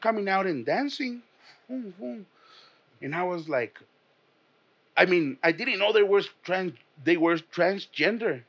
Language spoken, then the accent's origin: English; Mexico; I'm from Mexico